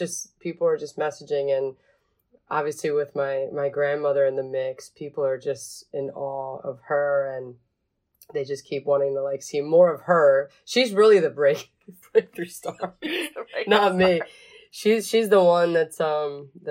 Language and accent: English; Philadelphia area, Pennsylvania, United States; born or raised there; English is a second language; also born or lived in Venezuela